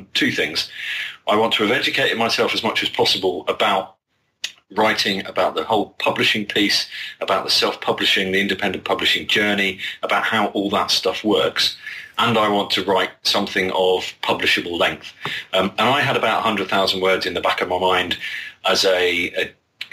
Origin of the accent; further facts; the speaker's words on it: United Kingdom; as a Brit